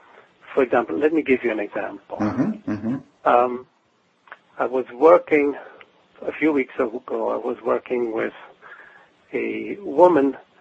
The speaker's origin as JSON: {"language": "English", "country": "Switzerland", "tie": "born or raised there", "moved": "as an adult", "lives_now": "Portland, United States", "said": "I'm originally from Switzerland. I now live in Portland, Oregon, but I grew up in Switzerland"}